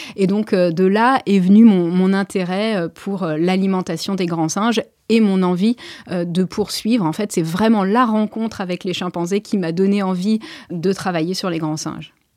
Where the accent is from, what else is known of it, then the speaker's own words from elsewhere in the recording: Maisons-Alfort, Île-de-France, France; moved away; also born or lived in Perche; je suis née à Maison-Alfort